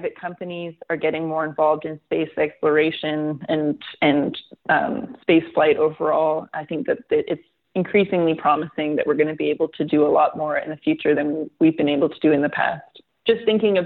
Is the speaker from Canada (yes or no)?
yes; Canada; I'm Canadian. I live in Canada